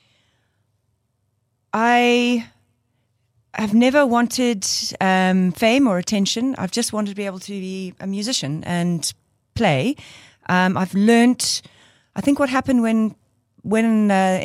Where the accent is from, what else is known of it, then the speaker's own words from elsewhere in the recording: Cape Town, Western Cape, South Africa; moved away as an adult; now in Johannesburg, South Africa; I moved from Cape Town at 27 to Joburg